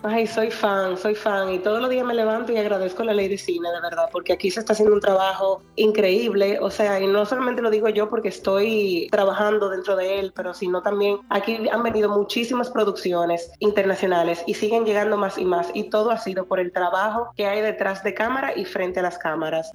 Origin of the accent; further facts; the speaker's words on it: Dominican Republic; los dominicanos, sobre nosotros